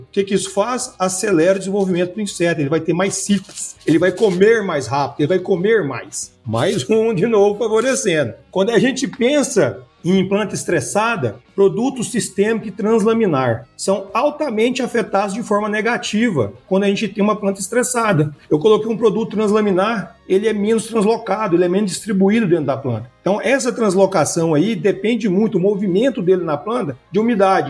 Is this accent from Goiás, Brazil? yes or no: yes; Rio Verde, Goiás, Brazil; moved away as an adult; also born or lived in Mato Grosso; sou natural de Rio Verde, estudei aqui a graduação